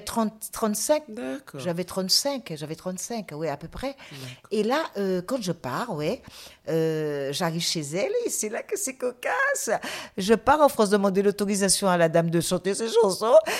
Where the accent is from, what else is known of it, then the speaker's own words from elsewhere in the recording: Guadeloupe; je suis guadeloupéenne et non pas martiniquaise